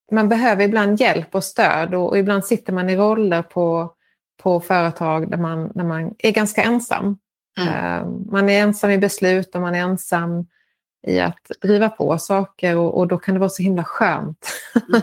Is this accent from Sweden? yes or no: yes; Lund, Skåne, Sweden; moved away as an adult; now in Madrid, Spain; jag kom ursprungligen från Lund